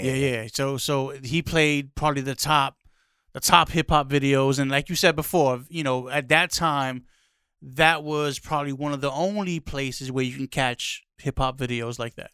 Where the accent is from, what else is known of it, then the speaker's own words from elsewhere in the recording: New York City, New York, United States; growing up in the Bronx, lotta, you know, street parties